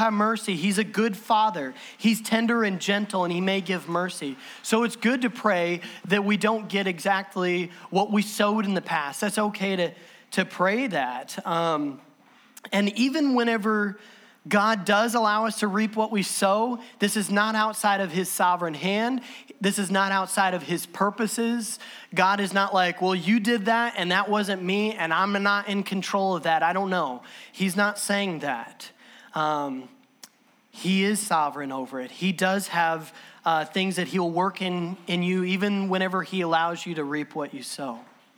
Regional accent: Southern Illinois, United States; I'm from Southern Illinois

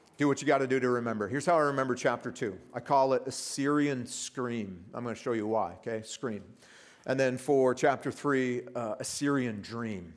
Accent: United States; from the States like I am

